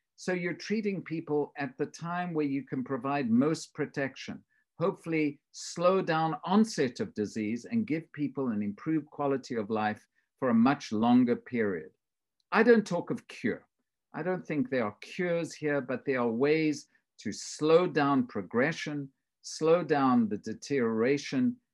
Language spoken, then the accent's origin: English; South Africa; moved away; I grew up in South Africa